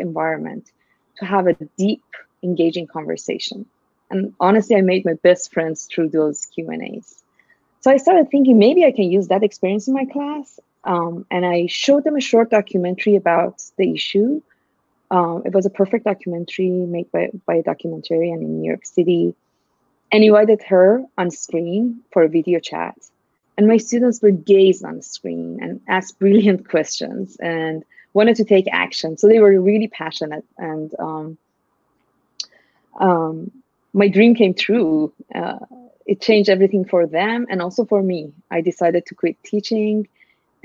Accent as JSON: {"language": "English", "country": "Iran", "moved": "as an adult", "lives_now": "United States", "said": "I'm originally from Iran, actually, and I'm Iranian American now. And I came to US in 2003"}